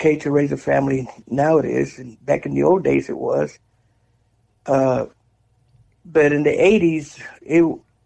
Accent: West Texas, United States; also born or lived in Houston, Texas; I was born and raised in West Texas, somewhere between Amarillo and Odessa.

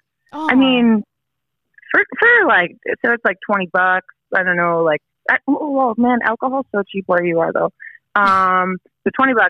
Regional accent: Fort McMurray, Alberta, Canada; moved away as an adult; also born or lived in Vancouver; now in Edmonton, Canada; No, I'm from Fort Mac. It's like 5 hours north of here. It's like the oil. It's Texas of Canada.

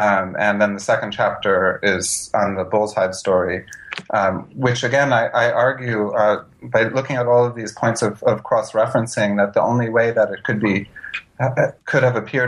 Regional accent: New York, United States; But back to your question about my awareness growing up in New York, I don't think that I had much.

